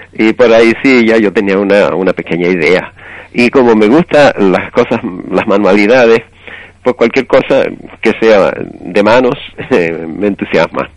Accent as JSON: {"language": "Spanish", "town": "Tigalate", "region": "Canary Islands", "country": "Spain", "tie": "born or raised there", "also_born_or_lived": "Venezuela", "moved": "as an adult", "said": "yo soy de Tigalate"}